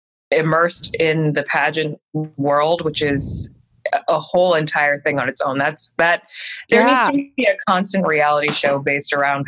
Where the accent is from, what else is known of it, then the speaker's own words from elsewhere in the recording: Maryland, United States; also born or lived in New York; now in Los Angeles, United States; From the East Coast. I'm from Maryland. Mm-hmm. And before this I lived in New York for 8 years.